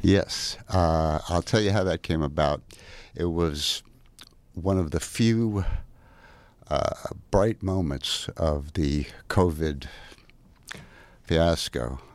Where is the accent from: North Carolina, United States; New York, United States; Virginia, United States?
New York, United States; New York City; I'm from Brooklyn, New York